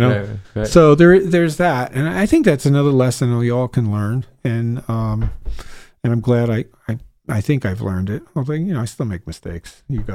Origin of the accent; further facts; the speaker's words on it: Woodstock, New York, United States; growing up in Woodstock, I met Mike Maneri